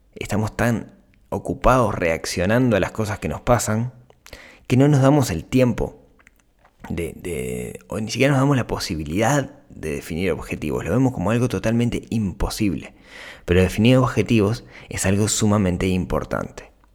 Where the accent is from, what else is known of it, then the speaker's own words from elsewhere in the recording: Shangri-La, Canelones, Uruguay; en Shangri-La, que es el, el, barrio, el balneario donde yo crecí